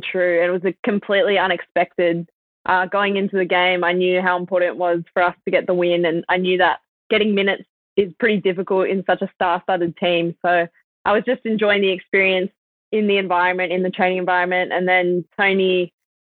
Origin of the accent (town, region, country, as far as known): Australia; born or raised there